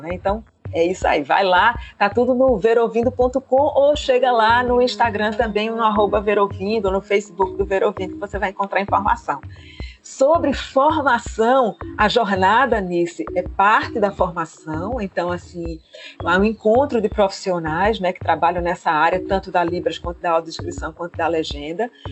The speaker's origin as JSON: {"language": "Portuguese", "region": "Pernambuco", "country": "Brazil", "said": "a gente aqui como boa pernambucana"}